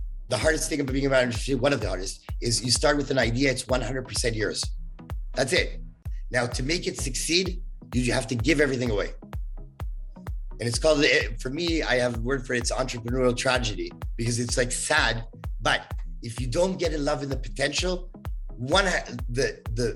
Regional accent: Canada; I'm too Canadian

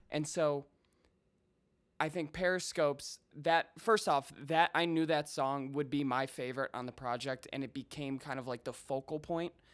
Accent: Chicago, Illinois, United States; also born or lived in Colorado; I grew up in the suburbs, um, about twenty miles straight west

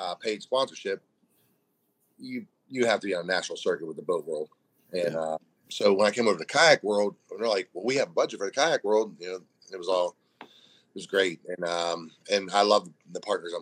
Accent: Greensburg, Pennsylvania, United States; I'm from Greensburg, PA, and I am the only northern guy on the dugout team

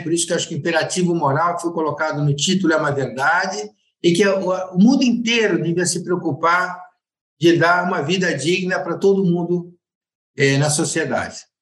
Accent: Piracaia, São Paulo, Brazil; also born or lived in Buenos Aires suburbs, Argentina; apesar de ter nascido na Argentina, eu fui criado em Piracaia

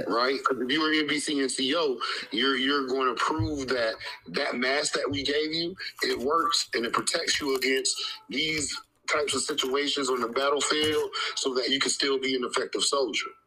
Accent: United States; we are American

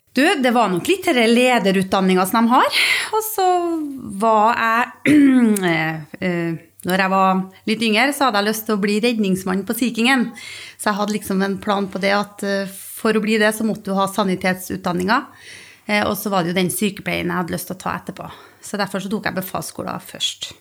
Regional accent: Stjørdal, Trøndelag, Norway; also born or lived in Bergen; now in Stord, Norway; Jeg er opprinnelig fra Stjørdal i Trøndelag og bor på Stord.

